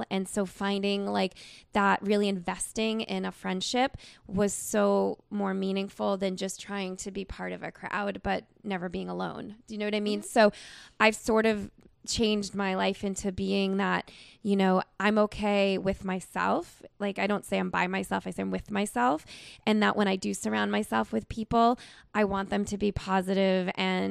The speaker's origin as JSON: {"language": "English", "region": "New Hampshire", "country": "United States", "said": "from New Hampshire."}